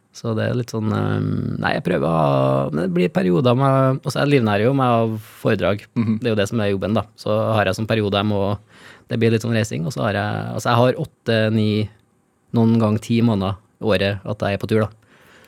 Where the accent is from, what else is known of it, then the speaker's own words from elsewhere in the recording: Steinkjer, Trøndelag, Norway; på det nye kulturhuset på Steinkjer, der jeg kommer fra